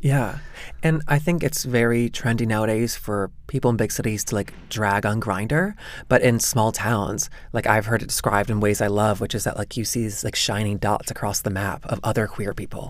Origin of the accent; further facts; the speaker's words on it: the South, United States; moved away; The longer that I'm out of the South, where I grew up, the more I see that it's imprinted itself on me.